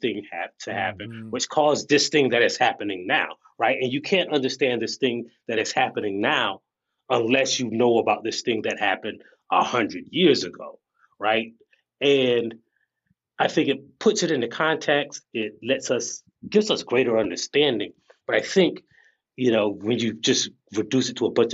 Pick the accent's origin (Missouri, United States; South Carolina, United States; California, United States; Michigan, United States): South Carolina, United States; I am from South Carolina